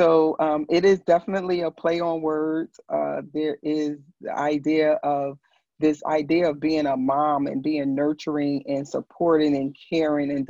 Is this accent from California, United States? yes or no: no; New York City, New York, United States; I am originally from Brooklyn, New York. I just call myself just a girl from Brooklyn